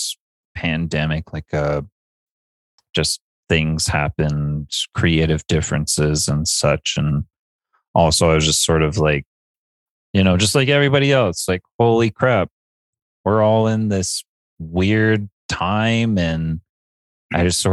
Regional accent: Boston, Massachusetts, United States; I'm from Boston.

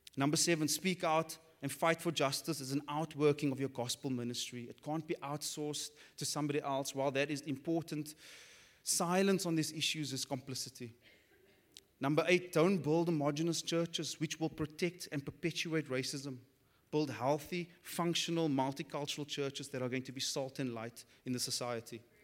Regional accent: Cape Town, Western Cape, South Africa; growing up on the Cape Flats, which is the hood for the non-South Africans

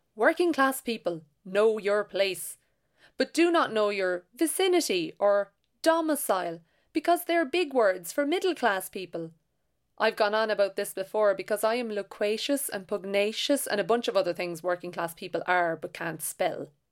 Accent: Ireland; I am an Irish novelist and short story writer from a working class background.

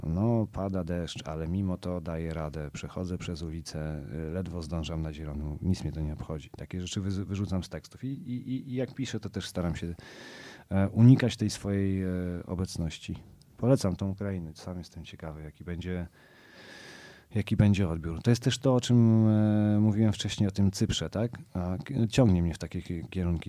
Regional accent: Warsaw, Masovian Voivodeship, Poland; ja jestem z Pragi Północ, z Kijowskiej, z, z Długasa naprzeciwko Dworca Wschodniego

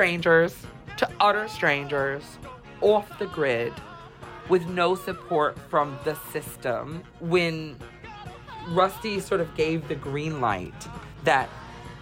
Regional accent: New York City, New York, United States; I am a New Yorker

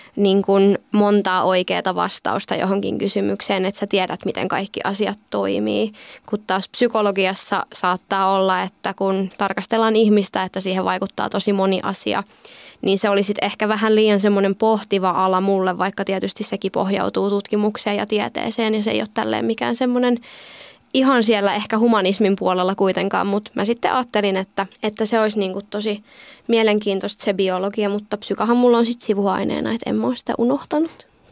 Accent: Lohja, Uusimaa, Finland; moved away as an adult; now in Joensuu, Finland; mä oon kotoisin Lohjalta

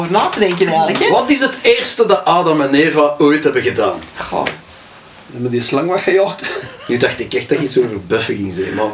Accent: Antwerp, Flanders, Belgium; accent: Antwerp; mijn Antwerpse accent.

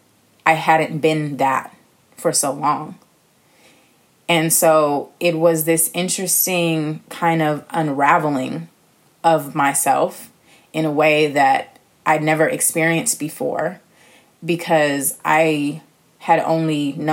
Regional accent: Los Angeles, California, United States; moved away; also born or lived in New York City, United States; I was born in California, born in LA, but bred in New York City because I became a woman in New York City

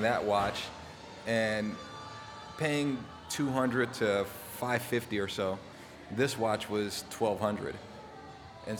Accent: Oxnard, California, United States; growing up in Southern California all my life, I was, you know, born and raised

